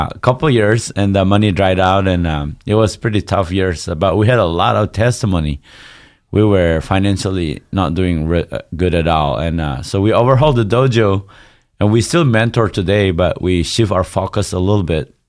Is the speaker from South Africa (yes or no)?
no; Northeast India, India; Yeah, I grew up in India, but very close to Burma. So we're actually a tribe, a 40-plus tribe. We're supposed to be a nation called Naga, but we haven't got the freedom.